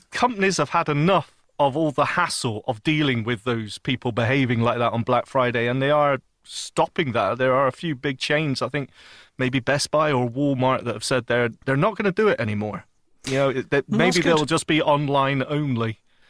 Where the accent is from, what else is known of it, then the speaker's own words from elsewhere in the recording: United Kingdom; No, I'm British.